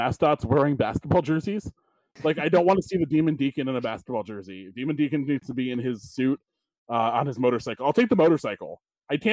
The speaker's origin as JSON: {"language": "English", "town": "Stamford", "region": "Connecticut", "country": "United States", "tie": "born or raised there", "said": "my hometown of Stanford"}